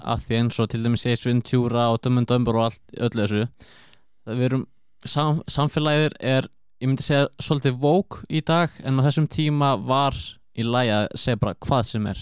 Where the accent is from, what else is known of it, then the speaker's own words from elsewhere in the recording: Akureyri, Northeast, Iceland; ég kem frá Akureyri